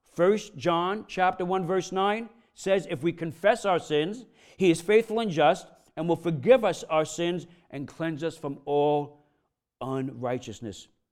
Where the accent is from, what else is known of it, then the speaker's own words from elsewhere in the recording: New York, United States; I'm from New York, I'm Italian